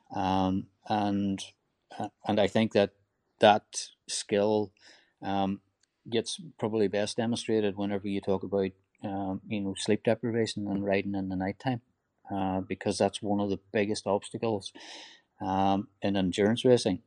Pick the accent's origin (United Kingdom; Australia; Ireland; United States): Ireland; Donegal, Ulster; rural Ireland where I grew up in Donegal